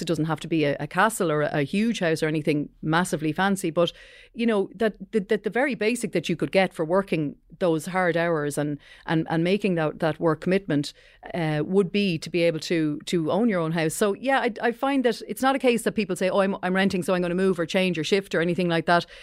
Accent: County Wicklow, Leinster, Ireland; I grew up in County Wicklow

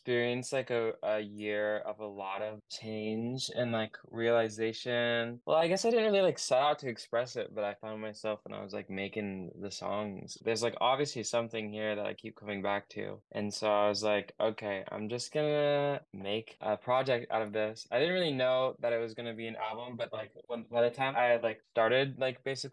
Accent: Oregon, United States; I'm from Oregon, and I make like indie pop.

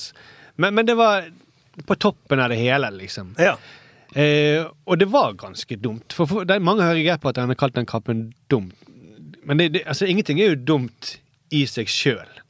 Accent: Norway; Men det at jeg er nordmann med arabisk bakgrunn, gir meg i større grad mulighet til å forstå bedre intensjon med gesten.

